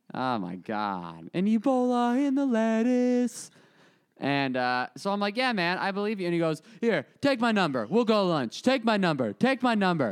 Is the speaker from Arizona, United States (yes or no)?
yes; Arizona, United States; moved away; I'm from Arizona